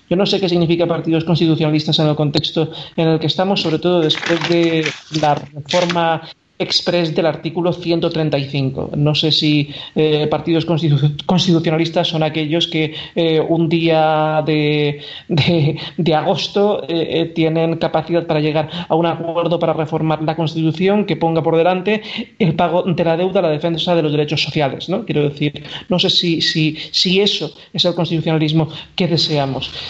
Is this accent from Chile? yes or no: no; Valencian Community, Spain; yo como valenciano lo he vivido directamente